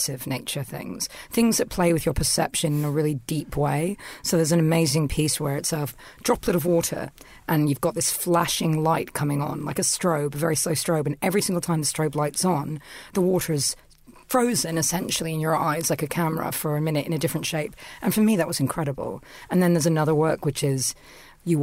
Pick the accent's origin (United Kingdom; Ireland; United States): United Kingdom; London; I'm from London